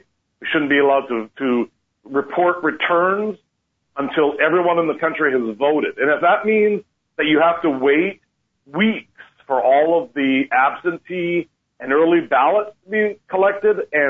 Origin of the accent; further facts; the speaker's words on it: Canada; now in United States; I'm originally Canadian, and as soon as I got my citizenship